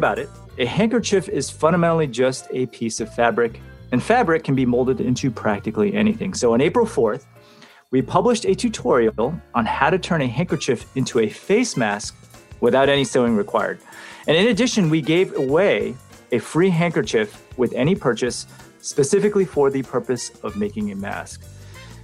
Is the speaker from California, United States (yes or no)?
yes; Santa Clara, California, United States; I'm from Santa Clara, California in the United States